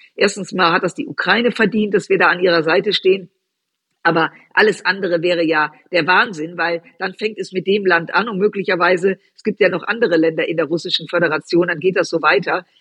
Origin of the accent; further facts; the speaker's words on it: Düsseldorf, North Rhine-Westphalia, Germany; ich bin in Düsseldorf groß geworden, aufgewachsen